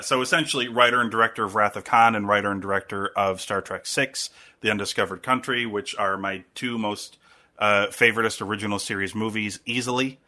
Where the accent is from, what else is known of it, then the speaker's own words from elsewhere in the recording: United States; as an American